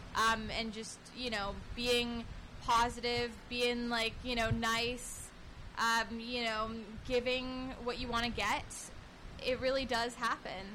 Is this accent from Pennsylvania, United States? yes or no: no; Northern California, United States; now in Los Angeles, United States; we were from the same exact place in Northern California.